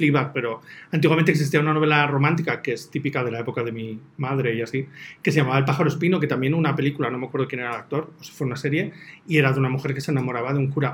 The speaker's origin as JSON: {"language": "Spanish", "region": "Basque Country", "country": "Spain", "said": "soy vasco"}